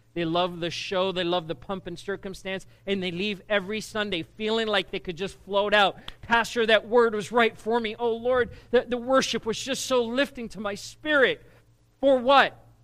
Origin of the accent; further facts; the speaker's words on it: South Africa; moved away as an adult; now in United States; I grew up in South Africa, and uh, school in South Africa is very different to what it is here